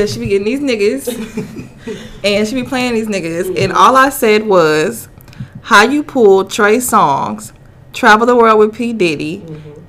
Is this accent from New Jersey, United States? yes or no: no; Houston, Texas, United States; I'm from Houston, Texas.